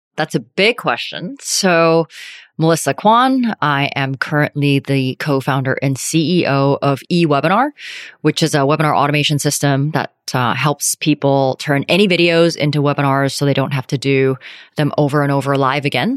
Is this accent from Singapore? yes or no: no; Calgary, Alberta, Canada; moved away as an adult; also born or lived in Vancouver / New York; I grew up in Calgary, went to University of Vancouver